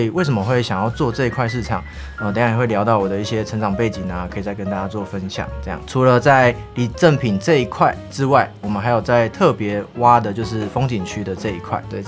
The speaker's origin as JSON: {"language": "Chinese", "region": "Keelung", "country": "Taiwan", "said": "哎，基友不是不是那个啊，我是基隆人，哎，基隆人。"}